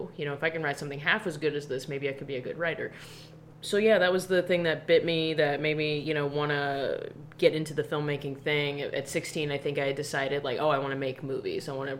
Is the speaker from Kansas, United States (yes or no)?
yes; Olathe, Kansas, United States; I'm from Olathe.